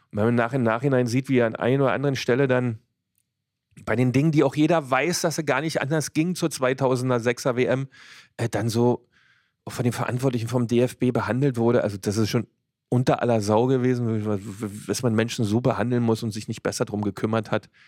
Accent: Cottbus, Brandenburg, Germany; Das war ja, also für mich als äh, Cottbusser, als Ossi da, da, dabei zu sein nach der, nach der 2000er, wenn wir Cottbusser waren ja nun ähm, auch ein bisschen im, im, Gespräch

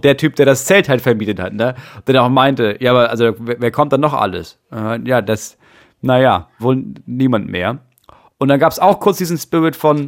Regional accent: Schleswig-Holstein, Germany; bei uns Schleswig-Holsteinern

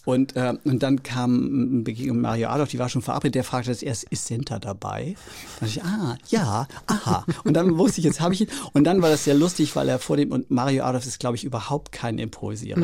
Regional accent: Oldenburg, Lower Saxony, Germany; moved away as an adult; also born or lived in Rostock; der kleine Junge aus Oldenburg

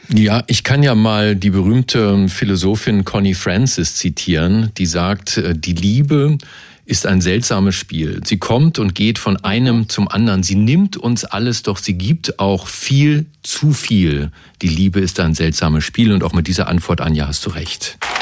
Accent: Berlin, Germany; ich komme ja aus Kreuzberg und wir Kreuzberger

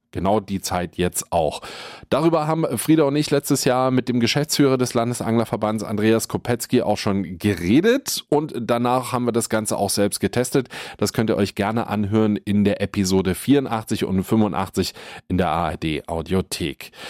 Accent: Potsdam, Brandenburg, Germany; als Angler, aber auch als Potsdamer

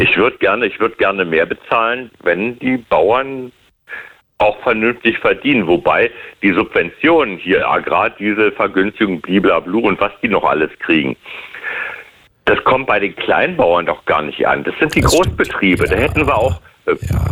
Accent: Germany; wir sind ja als Deutsche

